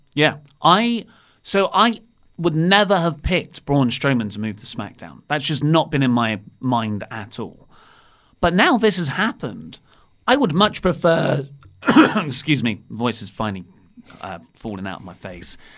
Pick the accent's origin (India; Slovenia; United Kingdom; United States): United Kingdom; we're British.